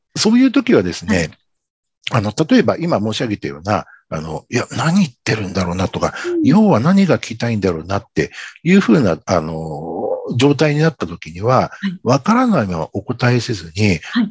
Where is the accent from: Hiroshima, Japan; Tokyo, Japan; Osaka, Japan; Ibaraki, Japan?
Tokyo, Japan; 僕はこう東京出身